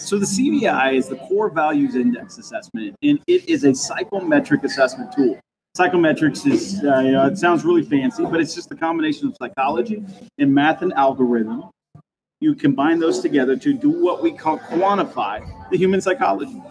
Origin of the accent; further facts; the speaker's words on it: Kansas, United States; now in Gresham, United States; I'm from Kansas originally